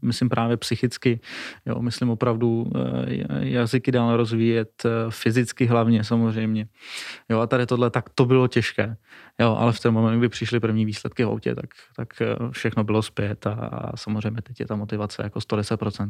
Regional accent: Moravia, Czechia; Jsme z Moravy

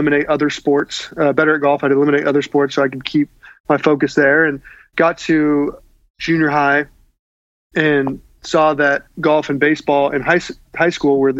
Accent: Fresno, California, United States; I grew up in Central California, Fresno

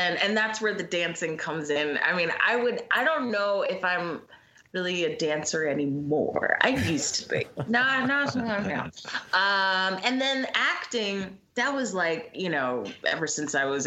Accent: Philadelphia, Pennsylvania, United States; I'm from Philly. I'm still here

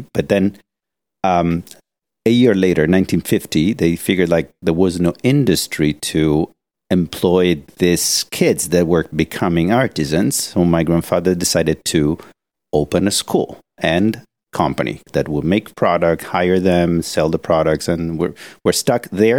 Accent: Florence, Tuscany, Italy; from here, from Florence.

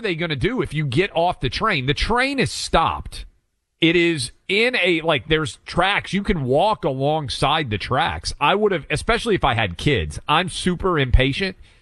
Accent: Franklin, Tennessee, United States; this is my hometown

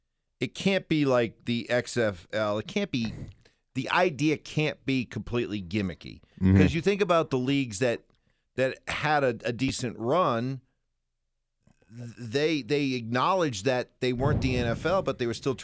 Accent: Massachusetts, United States; Yeah, I remember it. I grew up back east in the Boston Breakers.

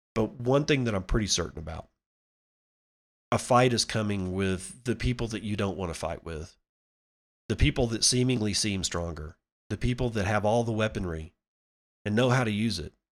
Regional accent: United States; as an American

